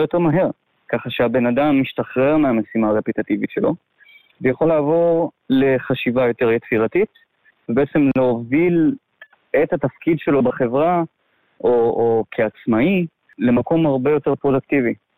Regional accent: a small moshav in the south of Israel, Southern District, Israel; moved away as an adult; now in Laos; גדלתי בארץ, במושב קטן, בדרום

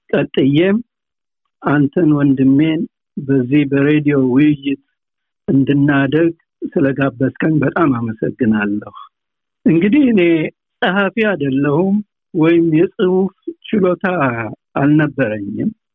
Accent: Maychew, Tigray, Ethiopia; also born or lived in Raya / Addis Ababa; now in Australia; የተወለድኩት ማይጨው ትግራይ ጠቅላይ ግዛት በምትባል ከተማ ነው

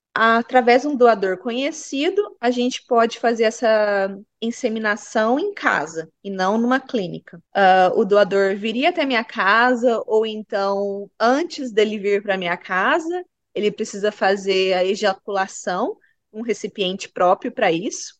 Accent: Brazil; now in Bunbury, Australia; Eu sou brasileira

